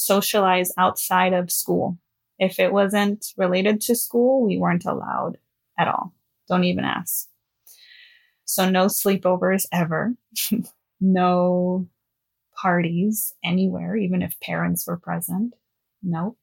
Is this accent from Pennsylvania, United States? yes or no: no; Los Angeles, California, United States; I am from Los Angeles, born and raised.